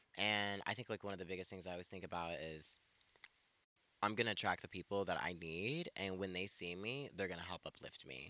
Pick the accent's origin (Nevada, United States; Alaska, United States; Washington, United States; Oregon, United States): Nevada, United States; Elko; born or raised there; moved away as an adult; also born or lived in Ethiopia / California; now in Portland, United States